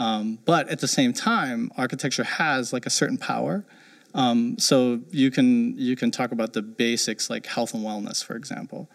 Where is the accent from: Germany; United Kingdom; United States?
Germany; near Frankfurt, Hesse; moved away; I grew up uh, in Germany and ended up going to college in the '90s, which is when there was a high-rise boom in Frankfurt, Germany, which is I grew up near there